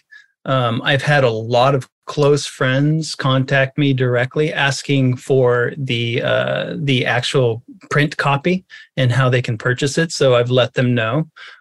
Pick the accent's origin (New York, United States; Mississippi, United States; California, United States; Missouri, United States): California, United States; Los Angeles; growing up in Hollywood as a young boy